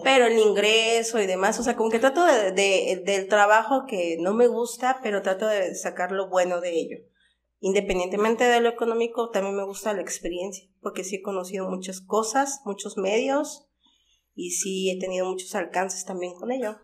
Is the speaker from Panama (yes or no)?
no; Xalapa, Veracruz, Mexico; also born or lived in Puebla; Era pequeña cuando llegué por parte de mi familia